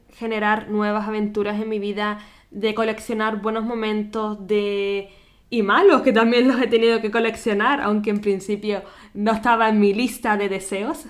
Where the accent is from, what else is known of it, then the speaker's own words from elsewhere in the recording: Gran Canaria, Canary Islands, Spain; moved away as an adult; now in Vienna, Austria; nacida en Canarias